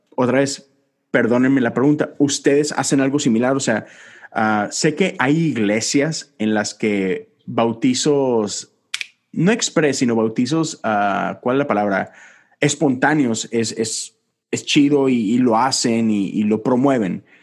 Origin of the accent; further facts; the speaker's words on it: Monterrey, Nuevo León, Mexico; moved away as an adult; now in Houston, United States; yo soy de Monterrey, estoy en Houston y estoy solo